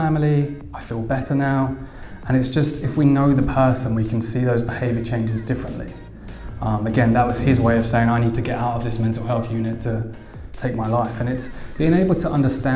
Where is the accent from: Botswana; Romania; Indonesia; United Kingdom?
United Kingdom; Essex, East of England; I'm from Essex